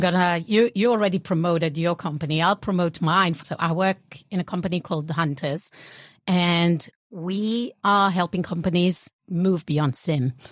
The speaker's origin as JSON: {"language": "English", "country": "Israel", "tie": "born or raised there", "accent": "European", "said": "born and raised in Israel"}